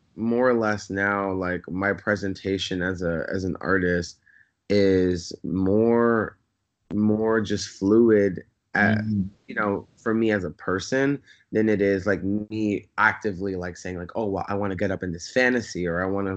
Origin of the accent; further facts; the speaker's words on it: New York City, New York, United States; now in Los Angeles, United States; I grew up in Bed-Stuy